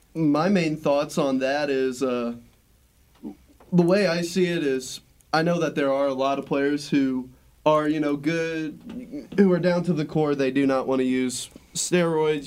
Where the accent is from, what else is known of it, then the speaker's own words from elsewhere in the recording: United States; we, as the American people